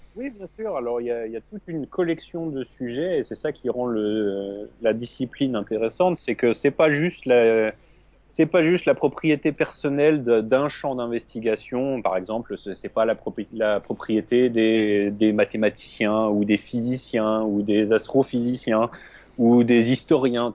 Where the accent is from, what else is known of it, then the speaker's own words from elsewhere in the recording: France; moved away as an adult; now in New York, United States; je suis donc né en France. Euh, j'ai passé toute ma, mon adolescence et un petit peu de ma vie adulte en France. J'ai déménagé quand j'avais 25 ans.